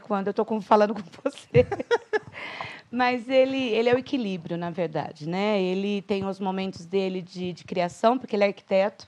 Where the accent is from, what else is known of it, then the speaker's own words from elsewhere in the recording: Itatiba, São Paulo, Brazil; moved away as an adult; also born or lived in Valinhos; now in Campinas, Brazil; Eu sou um pouquinho mais interior, eu sou de Itatiba